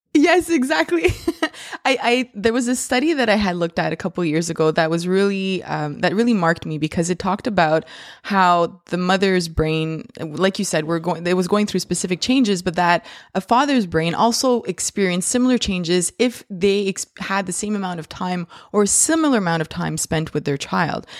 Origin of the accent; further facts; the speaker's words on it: Canada; I'm Canadian